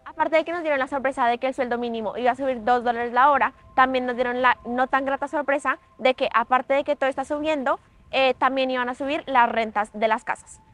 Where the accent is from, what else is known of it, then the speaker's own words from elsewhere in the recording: Colombia; moved away as an adult; also born or lived in Prince Edward Island, Canada; now in Canada; yo soy una colombiana en Canadá